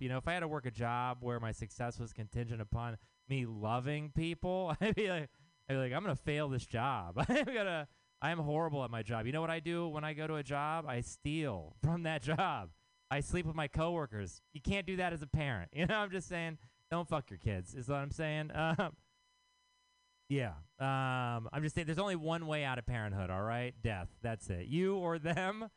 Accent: Texas, United States; now in San Francisco, United States; I am from Texas.

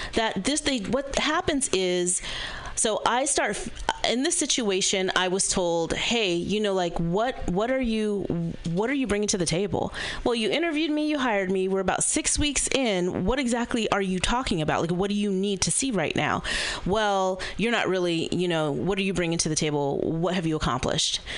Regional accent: Berkeley, California, United States; born or raised there

